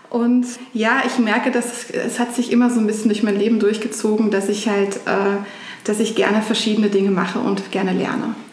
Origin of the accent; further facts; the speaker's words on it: Germany; grundsätzlich bin ich in einer Kleinstadt in Deutschland aufgewachsen, äh, wie man wahrscheinlich auch hören kann.